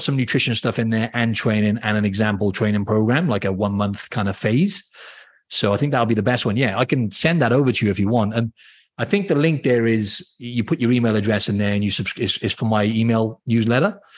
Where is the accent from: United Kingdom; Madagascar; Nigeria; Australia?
United Kingdom; Wales; accent: Welsh; for anyone who doesn't know in Wales, you've got I'm from th